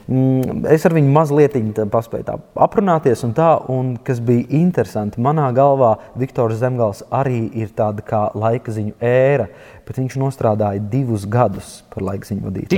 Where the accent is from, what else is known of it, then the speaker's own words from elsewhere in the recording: Latvia; es piedzimu Latvijā